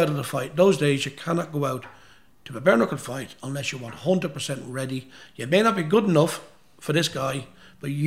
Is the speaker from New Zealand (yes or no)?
no; Dundalk, Leinster, Ireland; Dundalk, my hometown